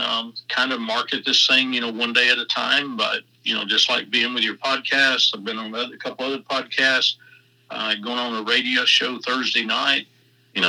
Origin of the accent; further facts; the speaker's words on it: Georgia, United States; also born or lived in Charlotte, North Carolina; I'm from Georgia